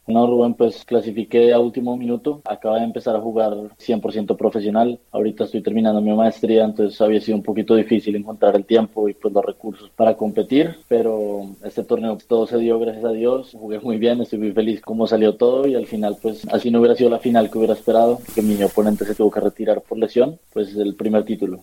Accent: Bogotá, Colombia; mis papás y, yo somos de Bogotá.

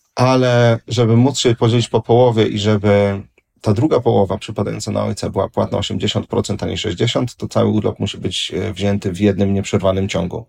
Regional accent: Warsaw, Masovian Voivodeship, Poland; jestem z Warszawy

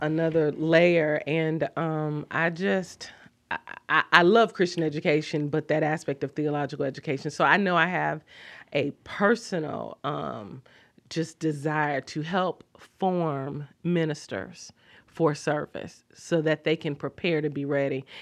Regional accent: Kansas City, United States; moved away; also born or lived in Washington, D.C.; growing up in Kansas City, I did not go to a church that affirmed women

